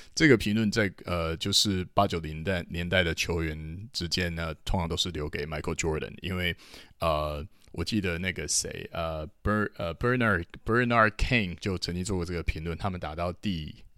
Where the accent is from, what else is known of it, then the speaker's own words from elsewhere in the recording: Taiwan; 我们台湾人说叫“白老”